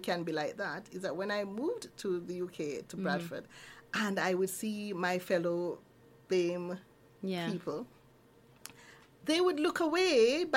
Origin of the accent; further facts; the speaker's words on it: Kingston, Jamaica; moved away as an adult; now in Neath, United Kingdom; I was born in Kingston